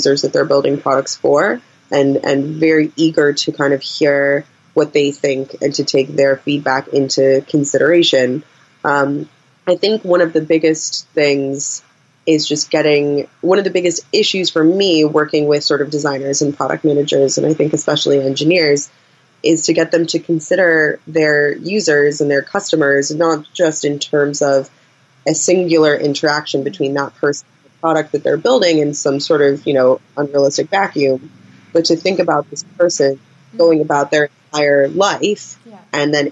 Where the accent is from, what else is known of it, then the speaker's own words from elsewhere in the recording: United States; moved away as an adult; now in United Kingdom; as an American working in a British workplace